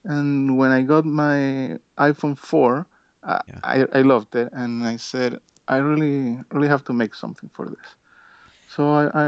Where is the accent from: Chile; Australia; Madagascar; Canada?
Chile; I'm from Chile